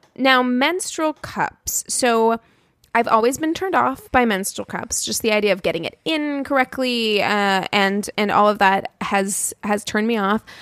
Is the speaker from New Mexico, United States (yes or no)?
yes; Albuquerque, New Mexico, United States; I was born in Albuquerque, New Mexico.